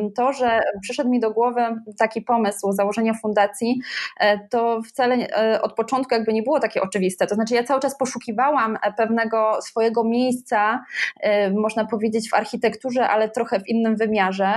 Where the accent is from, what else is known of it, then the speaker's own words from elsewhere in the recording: Bytom, Silesian Voivodeship, Poland; moje rodzinne miasto e, Bytom